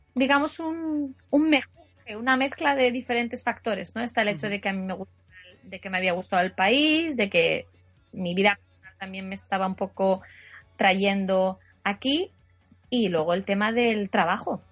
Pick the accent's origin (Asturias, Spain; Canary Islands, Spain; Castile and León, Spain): Asturias, Spain; Llanes; moved away as an adult; now in Tokyo, Japan; Soy de un pueblo de Asturias que se llama Llanes